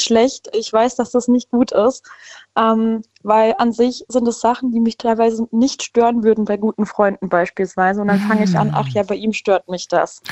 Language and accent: German; Freiburg, Baden-Württemberg, Germany; Ich komme aus Freiburg